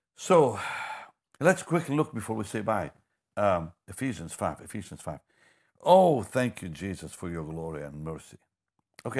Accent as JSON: {"language": "English", "country": "Israel", "moved": "yes", "said": "I'm from Israel"}